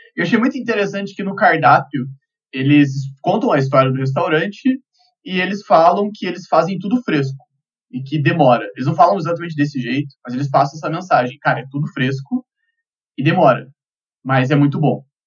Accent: Curitiba, Paraná, Brazil; eu sou de Curitiba

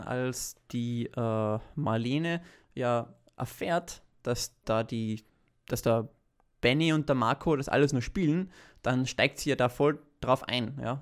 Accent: Vienna, Austria; wir als Wiener, die mitten äh, im 20. Bezirk leben

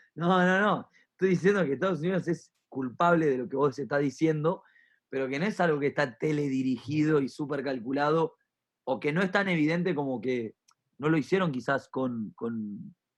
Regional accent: Argentina; also born or lived in Río de la Plata; todos somos argentinos

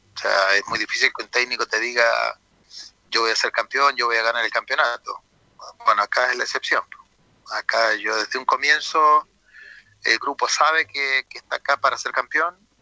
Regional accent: Talca, Maule, Chile; yo soy de Talca

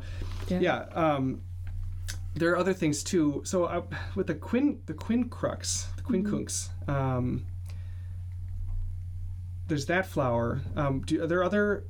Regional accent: Minnesota, United States; I am from Minnesota, an American

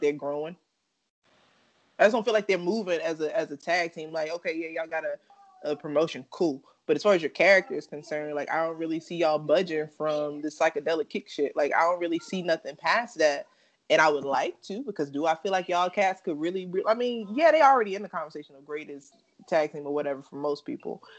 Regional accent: North Carolina, United States; I'm from North Carolina

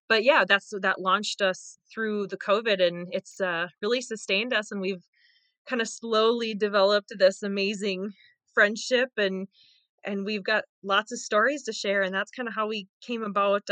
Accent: Mora, Minnesota, United States; moved away as an adult; also born or lived in Western Wisconsin; now in Wisconsin, United States; I was born and raised in Northern Minnesota as well. Small town called Mora

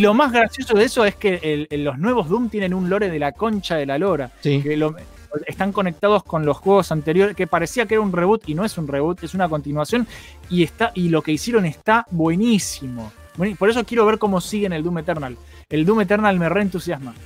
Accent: Buenos Aires, Argentina; somos todos de Buenos Aires

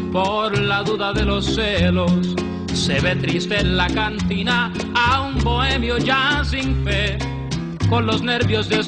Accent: Peru; Yo soy peruano. Ah, de Perú.

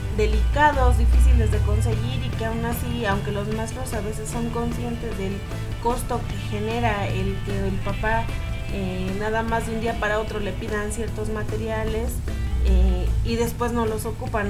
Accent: Mexico; como buen mexicano

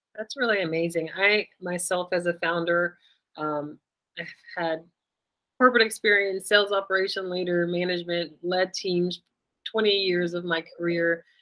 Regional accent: United States; I'm um, Black American

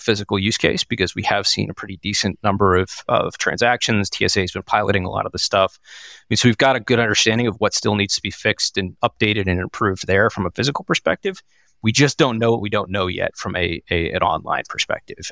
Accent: Massachusetts, United States; I grew up in the Massachusetts area

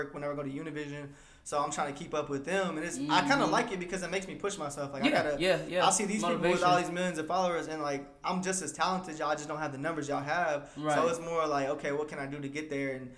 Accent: Texas, United States; we are from Texas. Like, we're proud

